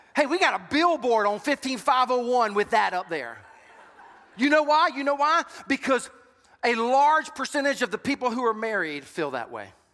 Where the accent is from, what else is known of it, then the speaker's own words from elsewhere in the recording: Sumter, South Carolina, United States; I was born and raised in Sumter